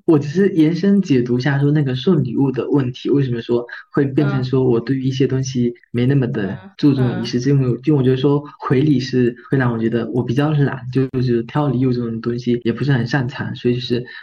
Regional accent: Fujian, China; 因为我们是传统的这个福建的这种家庭

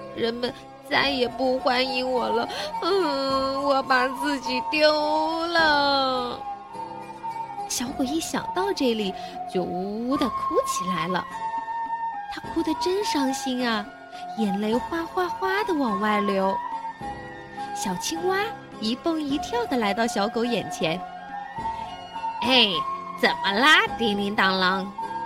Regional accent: Ningbo, Zhejiang, China; 我来自宁波

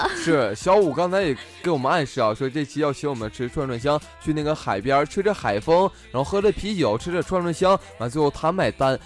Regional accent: Heilongjiang, China; 比如在我们北方，在东北，在黑龙江，在我家乡

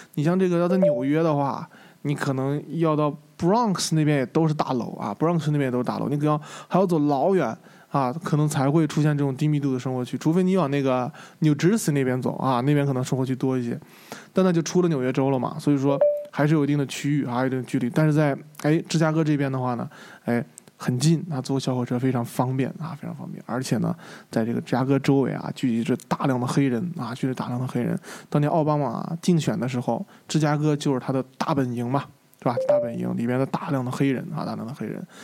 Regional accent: China; 就问你是从哪儿来的？我是从中国。他说 Of course。他说他说没当然了，我当然知道你中国来的。

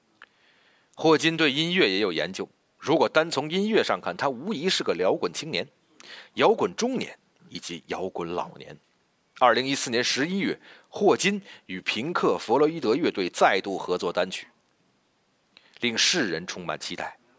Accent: China; 而最让我们中国人民兴奋的

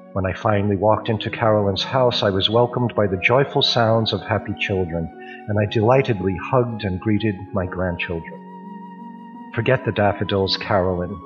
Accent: New York, United States; now in Hong Kong; Originally, I'm from New York, but my home now is Hong Kong.

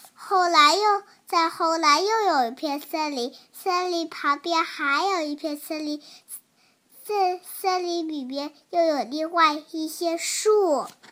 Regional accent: Haining, Zhejiang, China; 今年我五岁了，我来自浙江海宁。

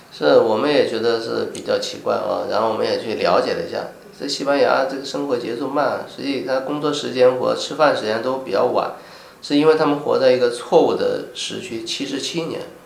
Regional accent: China; also born or lived in Guangzhou; 曾经我们中国人也是很注重家庭的

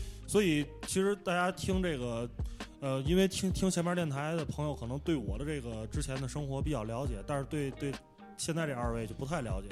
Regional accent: Tianjin, China; moved away as an adult; now in Dali, China; 我是天津人

